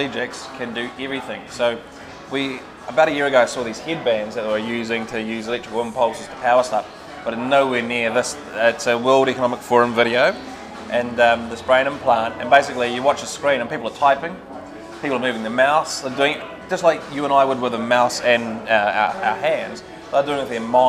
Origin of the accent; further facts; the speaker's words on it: Dunedin, Otago, New Zealand; moved away; I'm just a little kid from Dunedin